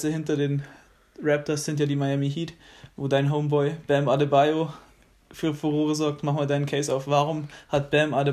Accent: Germany; wir sind alle Deutsche.

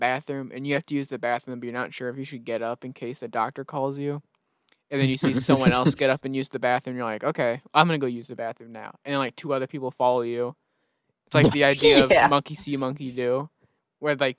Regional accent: United States; I'm a United States citizen

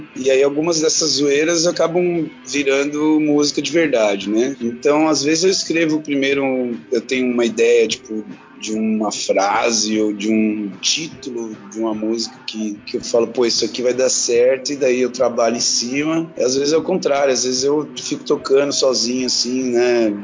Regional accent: São Paulo, Brazil; moved away; eu venho de São Paulo, capital, né? Nasci, e cresci lá

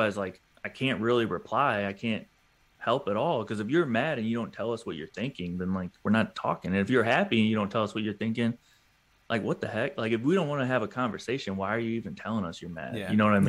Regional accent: Atlanta, Georgia, United States; I want the drop to be 404 to start because I'm from Atlanta. That's our area code.

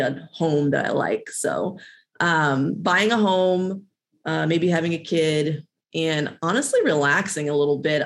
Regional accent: Midwest, United States; now in Los Angeles, United States; I'm from the Midwest

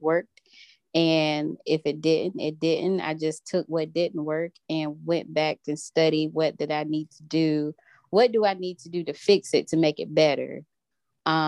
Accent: Rocky Mount, North Carolina, United States; when I moved back home to my hometown in Rocky Mount

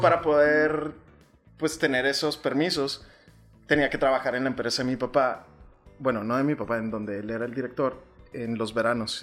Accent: Chihuahua, Mexico; moved away as an adult; also born or lived in Monterrey / Mexico City / Tulum; nací aquí en Chihuahua y mi amor por la gastronomía empezó en el seno familiar. Eh, yo vivía con mis abuelitos

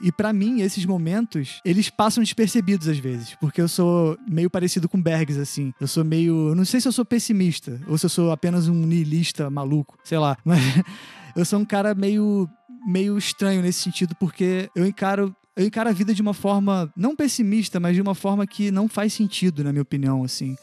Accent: Belford Roxo, Rio de Janeiro, Brazil; now in Rio de Janeiro, Brazil; eu cresci num lugar pobre, em Belfor Roxo, tipo, interior de Belfor Roxo, que é tipo a Baixada Fluminense aqui no Rio

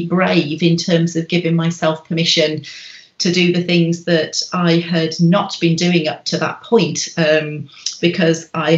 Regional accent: Birmingham, West Midlands, United Kingdom; moved away as an adult; now in Wales, United Kingdom; I live in Wales in the UK. And I was born in Birmingham in England.

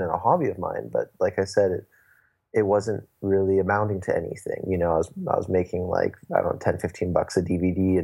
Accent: Santa Barbara, California, United States; I'm from Santa Barbara, California

